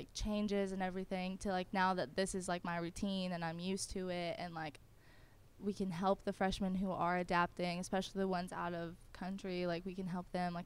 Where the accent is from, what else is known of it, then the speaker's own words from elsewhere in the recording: Clarksville, Tennessee, United States; also born or lived in Missouri / Alabama; I've lived in Clarksville since I was in kindergarten.